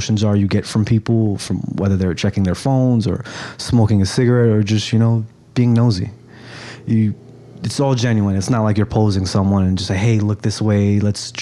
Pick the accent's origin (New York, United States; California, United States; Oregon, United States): New York, United States; New York City; also born or lived in Brooklyn / Queens; born and raised in New York. I jumped between Brooklyn and Queens